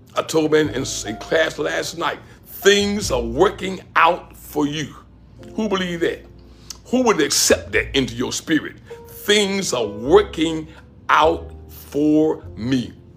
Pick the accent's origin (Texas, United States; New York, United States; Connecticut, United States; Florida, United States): Florida, United States; Pensacola; moved away as an adult; also born or lived in Gadsden, Alabama; my hometown, Pensacola, Florida